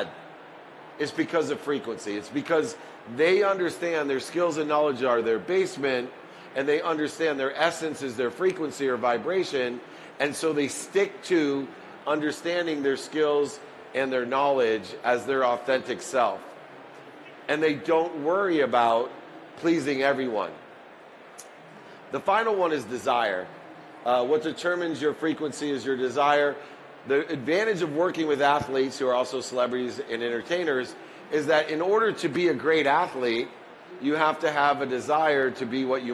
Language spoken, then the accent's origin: English; Akron, Ohio, United States; I was born in Akron, Ohio, in the projects